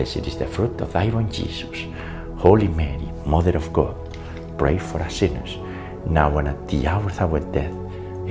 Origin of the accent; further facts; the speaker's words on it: Spain; now in United States; I was born in Spain, but the US is our new home